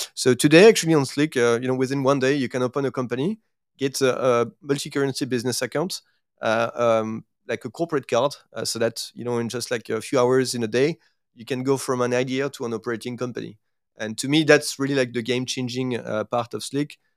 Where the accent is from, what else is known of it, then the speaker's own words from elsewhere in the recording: France; accent: French; English is a second language; moved away as an adult; also born or lived in Asia; my accent will actually not, uh, you know, like, uh, uh, will not lie. So I, I, I'm, I'm actually French